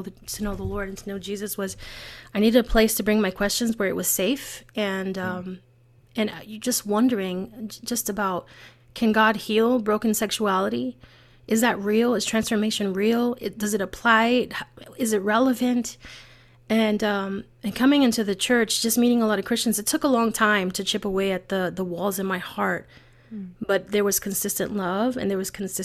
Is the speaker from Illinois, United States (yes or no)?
no; New York City, New York, United States; I'm born and raised in the Bronx